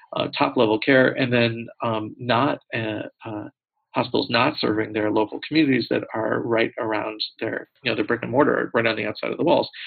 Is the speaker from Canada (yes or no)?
no; United States; as an American